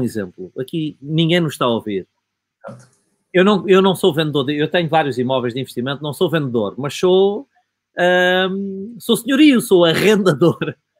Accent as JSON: {"language": "Portuguese", "region": "Alentejo", "country": "Portugal", "said": "Eu sou provinciano, sou, sou alentejano"}